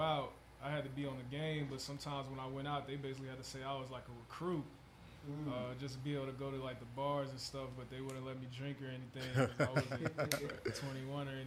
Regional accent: Atlanta, Georgia, United States; also born or lived in Suwanee, Georgia; I grew up in Atlanta, Georgia

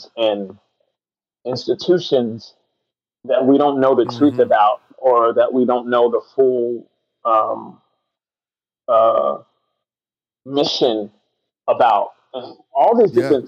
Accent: United States; as a Christian who is American

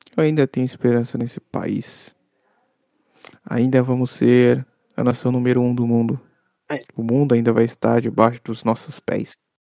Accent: Brazil; como brasileiro, a gente aprendeu a ser forjado

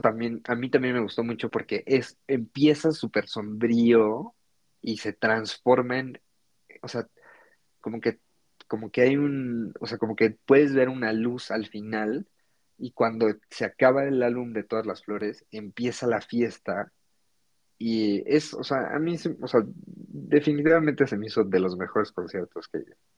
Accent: Mexico; born or raised there

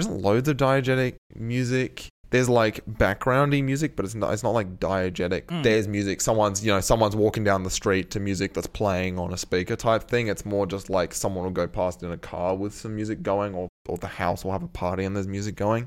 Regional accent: Australia; we're Australian

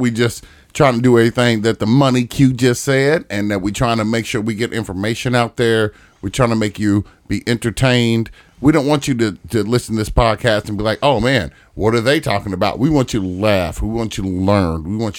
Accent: Indianapolis, Indiana, United States; I was living out east. I grew up in Brightwood. I didn't have a lot of black friends. I moved out west

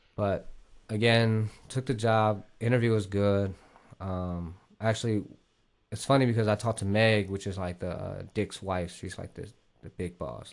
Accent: Columbus, Ohio, United States; also born or lived in Vietnam; I'm actually from Ohio, like, Columbus, Ohio.

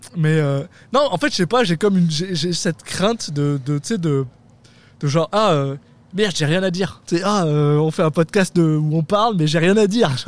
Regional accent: France; moved away; je suis français

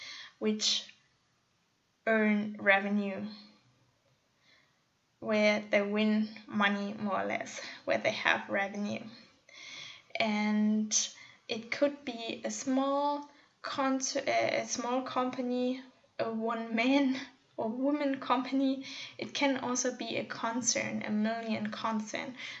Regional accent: northwest Germany, Germany; also born or lived in Munich; my hometown in the northwest of Germany.

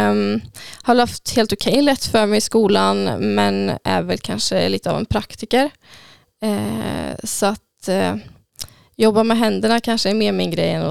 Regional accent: Tidaholm, Västra Götaland, Sweden; Ute på Hängne.

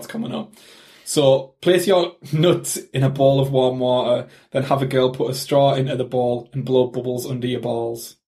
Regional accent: United Kingdom; accent: British; if you couldn't tell by our accents, that we're British

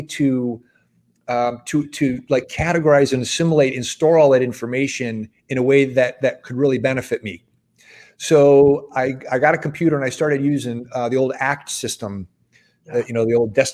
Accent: Midwest, United States; moved away as an adult; also born or lived in Los Angeles, California; I grew up in the Midwest, and I moved to Los Angeles specifically to get in commercial real estate.

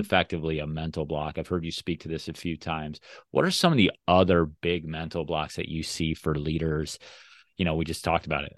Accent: Midwest, United States; I'm a Midwesterner

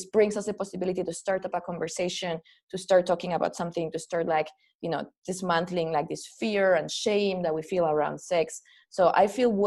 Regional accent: Spain; growing up in Spain, which is a very Catholic country

